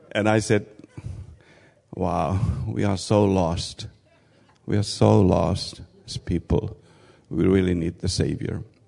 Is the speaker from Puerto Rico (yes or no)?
no; Finland; moved away as an adult; also born or lived in Kazakhstan; I come from Finland